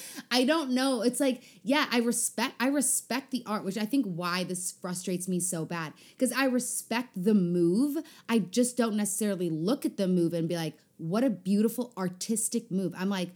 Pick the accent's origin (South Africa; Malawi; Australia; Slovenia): South Africa; as a South African person, I reject him.